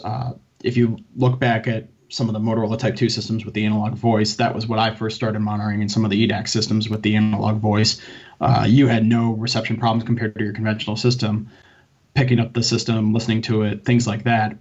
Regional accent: Connecticut, United States; my local town where I grew up in Connecticut

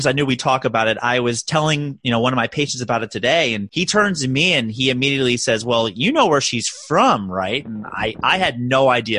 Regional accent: Maryland, United States; now in New York City, United States; I'm from Maryland, so we do crab cakes very well.

